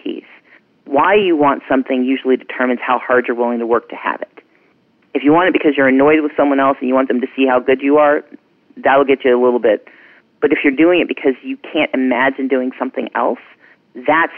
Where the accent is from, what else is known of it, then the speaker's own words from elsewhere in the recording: Mississippi, United States; now in Georgia, United States; I grew up poor in Mississippi